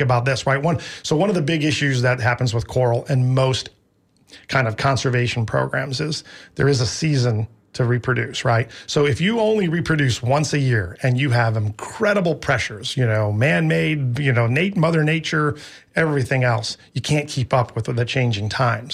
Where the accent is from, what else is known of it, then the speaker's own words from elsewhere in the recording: Midwest, United States; now in Tampa, United States; I grew up in the Midwest